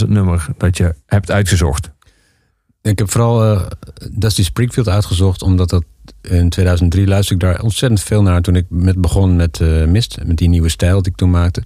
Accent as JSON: {"language": "Dutch", "country": "Netherlands", "moved": "as an adult", "lives_now": "Spain", "said": "als Nederlander"}